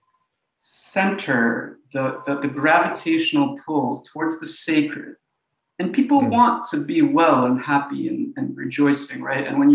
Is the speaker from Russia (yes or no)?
yes; Russia; also born or lived in New York, United States; now in Philadelphia, United States; I was born in Russia, which was the USSR